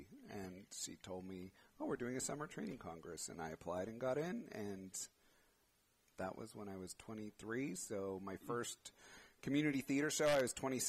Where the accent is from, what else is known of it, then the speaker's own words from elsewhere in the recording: San Bruno, California, United States; also born or lived in Millbrae; So I'm in Millbrae. Grew up in San Bruno.